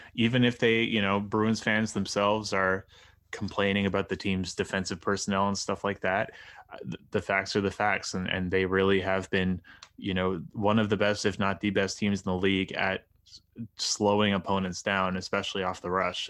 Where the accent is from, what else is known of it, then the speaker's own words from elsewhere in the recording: Halifax, Nova Scotia, Canada; the Halifax Mooseheads, who are my hometown junior team